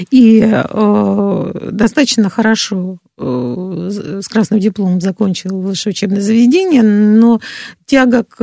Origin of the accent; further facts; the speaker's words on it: Moscow, Russia; Нет, я из Москвы. Абсолютно ровно говорю